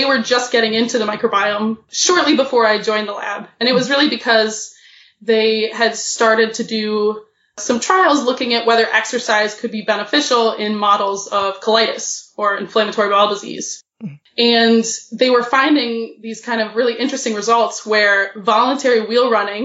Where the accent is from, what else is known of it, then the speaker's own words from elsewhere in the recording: Midwest, United States; the Midwest this time of year, which is where I'm from